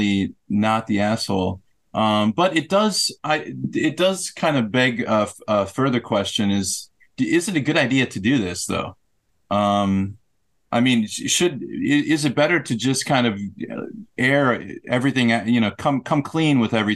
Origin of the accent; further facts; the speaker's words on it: United States; I'm an American